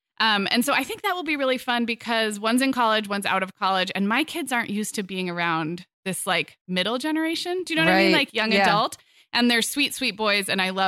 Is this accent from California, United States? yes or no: yes; California, United States; also born or lived in Arizona; It was not like this when I was growing up in California schools.